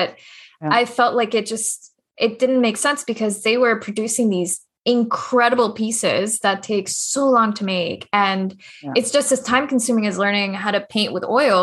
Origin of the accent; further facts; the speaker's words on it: Colombia; I'm from Colombia, but my mom's side is from Austria